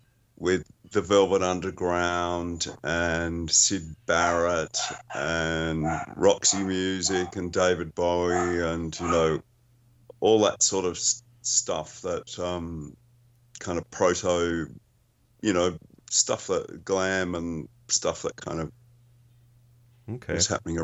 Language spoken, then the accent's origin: English; Melbourne, Victoria, Australia; Yes, yeah. That's where I am, too.